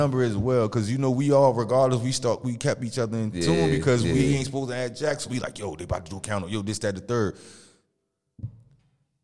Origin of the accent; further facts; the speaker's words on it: Newark, New Jersey, United States; I'm from Newark